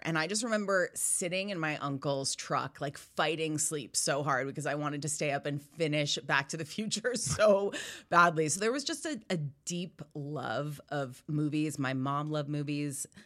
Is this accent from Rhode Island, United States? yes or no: yes; Rhode Island, United States; I grew up in Rhode Island